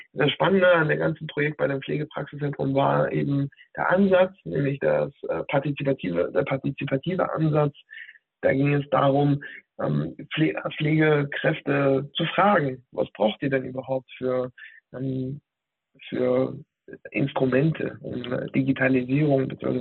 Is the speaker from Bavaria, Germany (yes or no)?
no; Hanover, Lower Saxony, Germany; moved away as an adult; also born or lived in Berlin; Von dort aus bin ich äh, hier nach Hannover, meiner, ähm, meiner Heimatstadt sozusagen, zurückgekommen